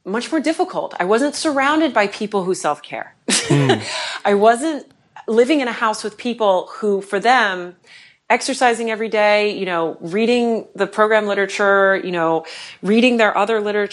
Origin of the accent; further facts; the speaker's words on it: Chicago, Illinois, United States; moved away; I'm originally from Chicago